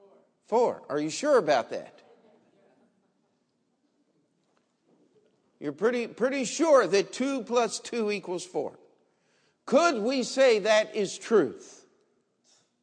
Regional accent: Maryland, United States; I was a kid growing up in Maryland, in the state of Maryland

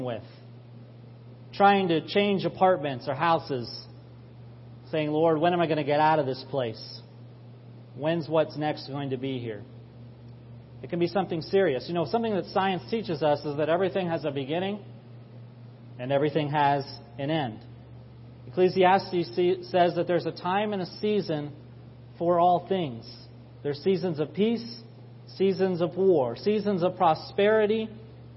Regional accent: Maryland, United States; also born or lived in Florida; I grew up here in Maryland

